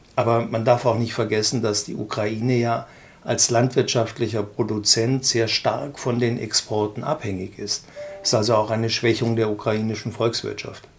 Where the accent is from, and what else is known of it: Germany